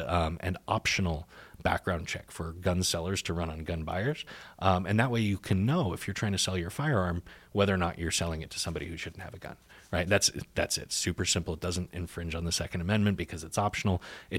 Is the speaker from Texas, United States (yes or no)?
yes; Texas, United States; I'm sure you can tell I'm not a Republican, but I am Texan and I grew mm-hmm. up here, so I can slip on and off my accent like a comfy jacket.